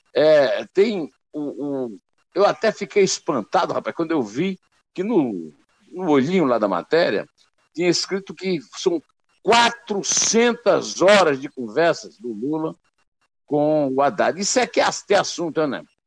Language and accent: Portuguese; Northeast Region, Brazil; eu, como nordestino